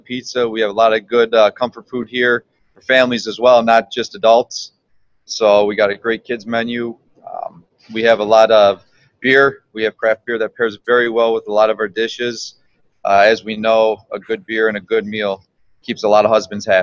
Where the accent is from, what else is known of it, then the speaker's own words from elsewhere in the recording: Central New York, United States; moved away as an adult; I grew up in Central New York